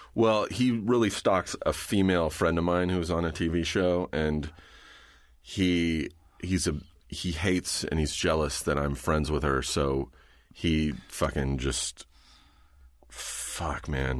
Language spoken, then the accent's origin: English; Riverside, California, United States; I grew up in Riverside, you know, halfway between here and the desert